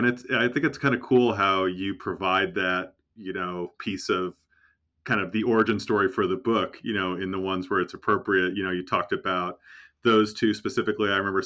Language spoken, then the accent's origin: English; Connecticut, United States; I grew up in Connecticut